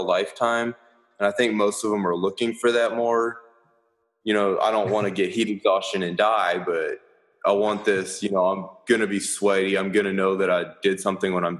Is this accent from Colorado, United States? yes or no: yes; Colorado, United States; now in Austin, United States; Growing up in Colorado